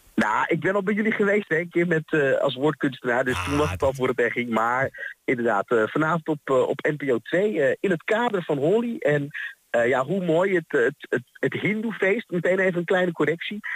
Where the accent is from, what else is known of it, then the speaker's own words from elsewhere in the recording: Haarlem, North Holland, Netherlands; moved away as an adult; now in Twente, Netherlands; Ik kwam hier best wel wat jaartjes geleden wonen. Ik kom eigenlijk uit Haarlem